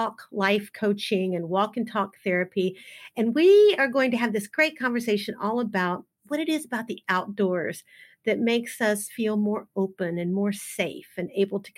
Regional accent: the South, United States; I was born and raised in the South

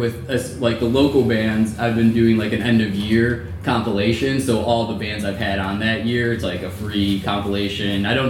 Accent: Lombard, Illinois, United States; also born or lived in Chicago; Yeah, I'm originally from Lombard

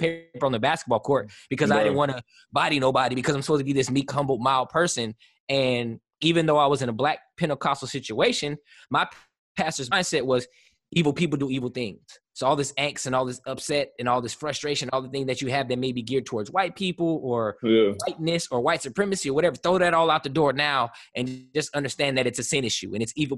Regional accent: Southern California, United States; moved away as an adult; also born or lived in Oakland / Atlanta; I grew up in Southern California in the height of the Bloods and Crips in the '80s

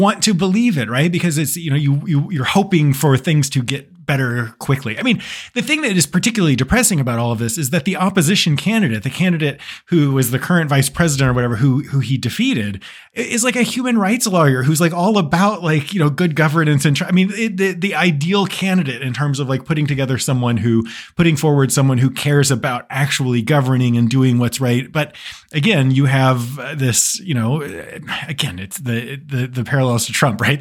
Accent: United States; as an American

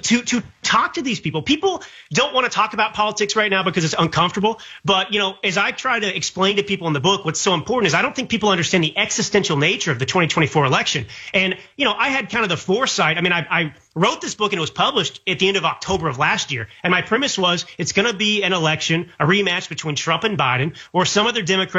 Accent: United States; as an American

